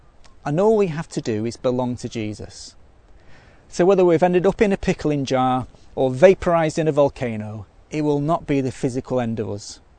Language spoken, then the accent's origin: English; Manchester, North West England, United Kingdom; accent: Mancunian; now in Australia; But let me tell you, when I go back to Manchester, where I'm from, if I don't tidy my accent back up to its original Mancunian, I get lots of stick for sounding Aussie.